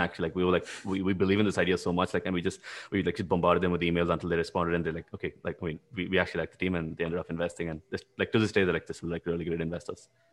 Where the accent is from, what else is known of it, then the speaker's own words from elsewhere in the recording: India; moved away as an adult; also born or lived in Latvia; as an Indian